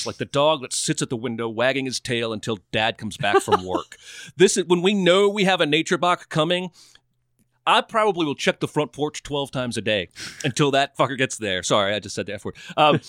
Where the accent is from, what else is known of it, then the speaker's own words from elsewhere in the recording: United States; I'm American.